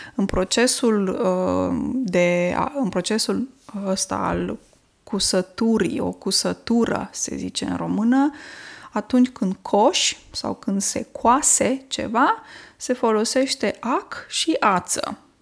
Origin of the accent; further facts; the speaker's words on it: Romania; first language Romanian; moved away; m-am născut în România și limba română este limba maternă, deși pentru că locuiesc de mulți ani, uh, mulți ani în altă țară